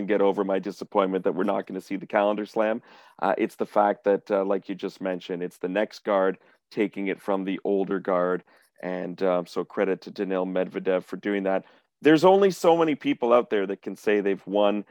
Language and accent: English; Canada; we are a Canadian podcast and we're Canadian tennis journalists